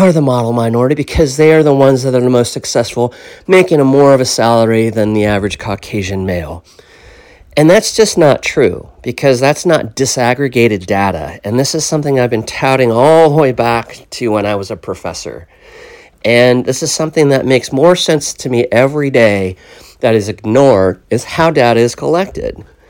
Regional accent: Minneapolis, Minnesota, United States; I was born in Minneapolis in 71

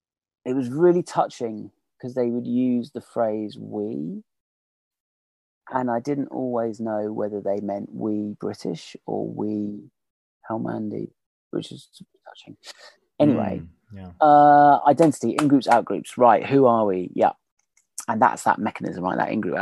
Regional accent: Australia; Well, we as in the Australians, rather.

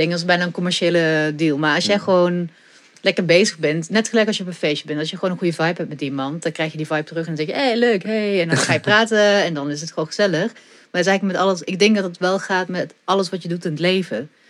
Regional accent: Ghent, Flanders, Belgium; now in Netherlands; Gent, ja, zeker. Ja, geboren en getogen.

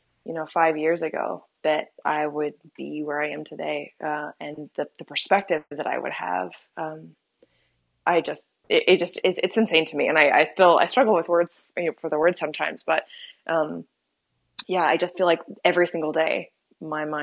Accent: Topeka, Kansas, United States; I grew up in the Westboro Baptist Church, in Topeka, Kansas

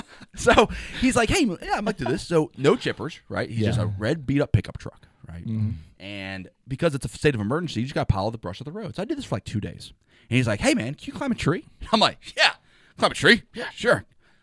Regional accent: Morgan Hill, California, United States; born there; So I was born in Morgan Hill, technically.

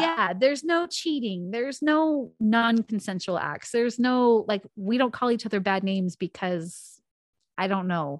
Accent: Spokane, Washington, United States; now in North Idaho, United States; I was born and raised in Spokane, Washington.

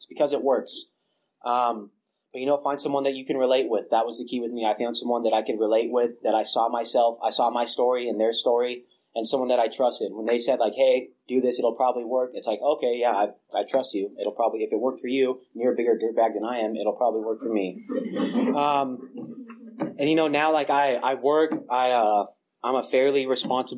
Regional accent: small town north of San Luis Obispo, California, United States; moved away as an adult; now in Bay Area, United States; moved back up from San Luis Obispo to my hometown

